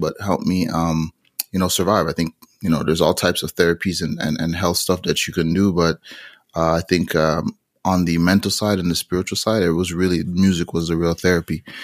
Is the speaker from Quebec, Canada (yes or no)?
yes; Montreal, Quebec, Canada; also born or lived in Toronto / Jamaica; So I ended up growing, growing up in Montreal, uh, Canada, but traveling back to Jamaica f-, frequently